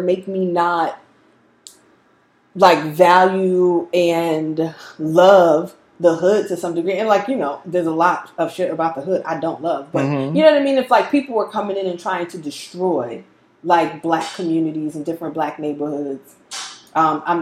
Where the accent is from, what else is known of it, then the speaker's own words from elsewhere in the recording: New York City, New York, United States; I grew up in Bed-Stuy.